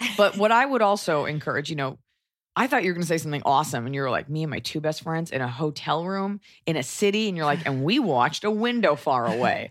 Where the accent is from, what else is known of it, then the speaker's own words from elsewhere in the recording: United States; as an American